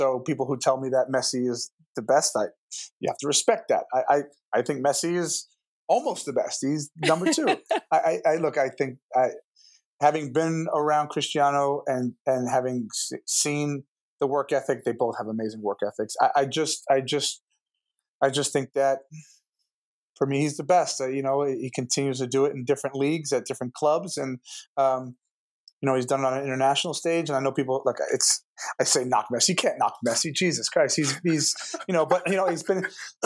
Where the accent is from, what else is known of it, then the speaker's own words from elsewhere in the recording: New Jersey, United States; also born or lived in Manchester; I'm from New Jersey